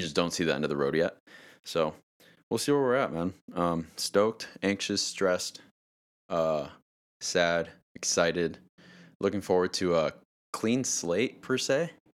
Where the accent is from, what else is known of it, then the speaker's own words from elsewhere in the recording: Torrance, California, United States; I'm from Torrance.